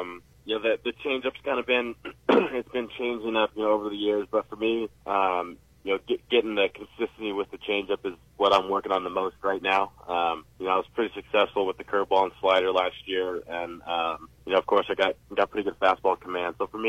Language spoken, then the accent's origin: English; California, United States; Yeah, so I was always an Angels fan growing up.